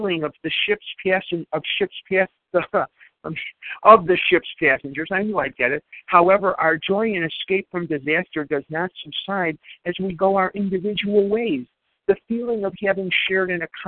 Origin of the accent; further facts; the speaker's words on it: Chicago, Illinois, United States; I grew up in Chicago